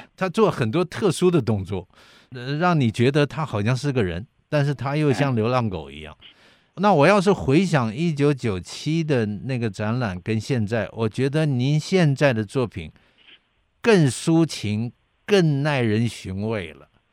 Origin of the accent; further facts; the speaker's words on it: Kaohsiung, Taiwan; 我的老家就在建业新村。对，叫隔壁村子。隔壁村子。呃，我小时候因为我父亲是海军嘛，嗯，那么嗯。所以他就住在建业新村，尾崎路